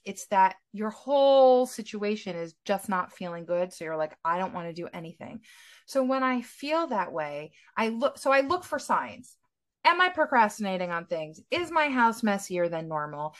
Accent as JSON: {"language": "English", "country": "United States", "moved": "yes", "lives_now": "Israel", "said": "I'm American, but I'm based in Israel"}